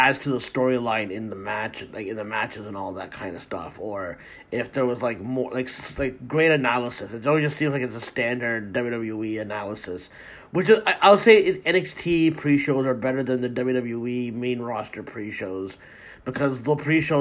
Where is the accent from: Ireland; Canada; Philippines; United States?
Canada; I'm Canadian, right? And we live literally in the fucking snow